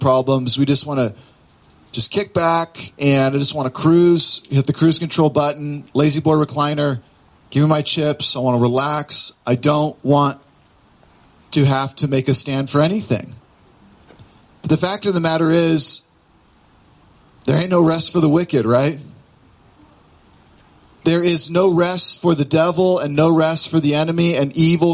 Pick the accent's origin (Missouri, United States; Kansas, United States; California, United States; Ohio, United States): California, United States; Southern; moved away; I grew up in Southern California